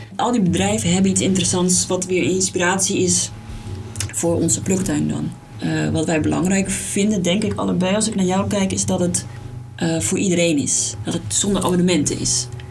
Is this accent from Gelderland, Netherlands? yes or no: no; Alkmaar, North Holland, Netherlands; We komen allebei uit Alkmaar, geboren, eh, gewoond en, eh, opgegroeid